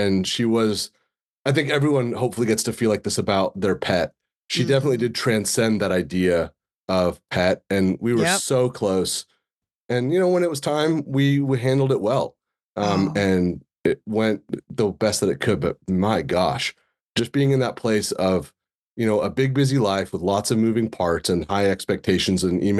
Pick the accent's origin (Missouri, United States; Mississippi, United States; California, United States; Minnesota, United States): California, United States; I got selected to give a TEDx in the Sonoma County TEDx, which, you know, in my hometown, it's going to be really cool.